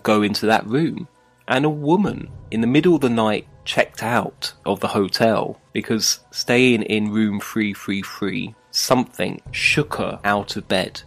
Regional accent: London, United Kingdom; now in Beijing, China; in my hometown of London

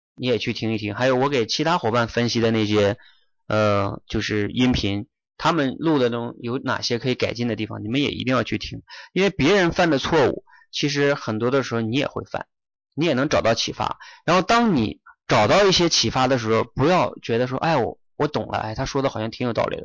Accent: China; 但是我们中国人的这个一个大教育理念就是期待我们不犯错

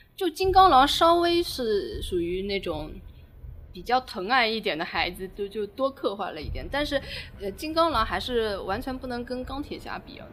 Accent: China; 我们中国人想象力还蛮丰富的

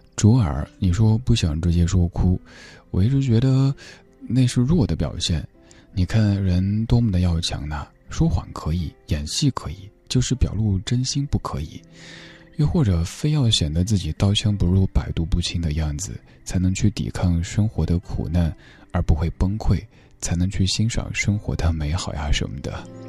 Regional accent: Sichuan, China; 我们家乡人讲普通话的话，有那种焦盐味儿

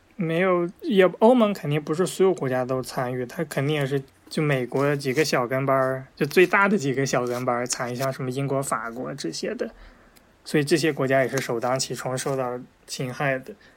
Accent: China; 咱们作为中国人

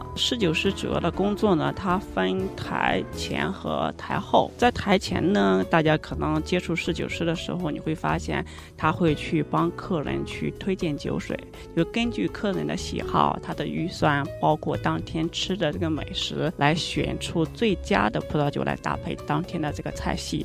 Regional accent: foot of Mount Tai, Shandong, China; moved away; 我是出生在泰山脚下，从小就接受了泰山文化，还有儒家文化

